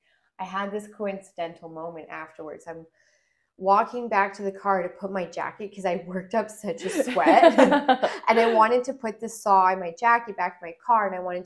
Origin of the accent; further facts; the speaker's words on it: Alberta, Canada; And I was like, hey, guys, I'm here from Alberta.